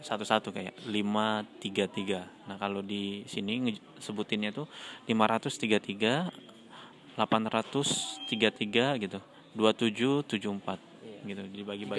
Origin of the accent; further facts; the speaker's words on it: Tembilahan, Riau, Indonesia; moved away as an adult; now in Turkey; kalau di Tembilahan, ya, kota saya di Riau